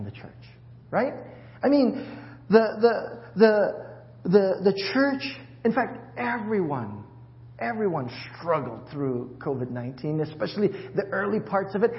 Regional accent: Hawaii, United States; moved away; I'm from Hawaii

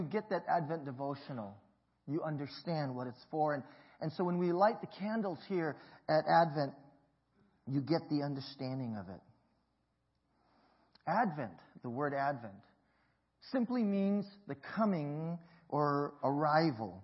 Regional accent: Hawaii, United States; My parents migrated from Hong Kong to Hawaii, and I was born there, and we grew up in the Chinese community

